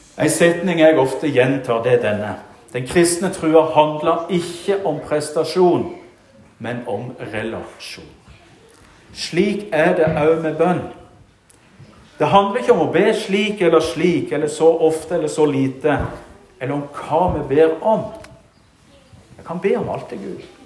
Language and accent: Norwegian; Rogaland, Norway; moved away; i Bjerkreim, hjemme i Rogaland, der jeg kommer fra